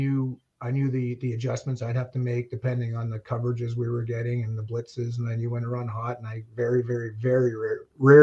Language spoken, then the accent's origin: English; Montreal, Quebec, Canada; moved away as an adult; also born or lived in Tucson, Arizona / Saskatchewan; I grew up around the Autostad